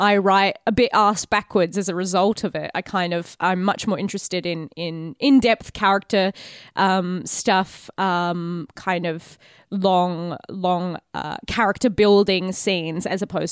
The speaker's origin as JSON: {"language": "English", "country": "Australia", "said": "As an Aussie"}